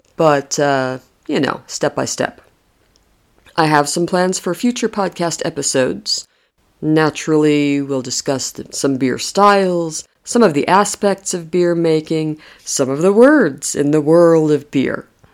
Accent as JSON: {"language": "English", "country": "United States", "moved": "as an adult", "lives_now": "Madrid, Spain", "said": "I'm American originally"}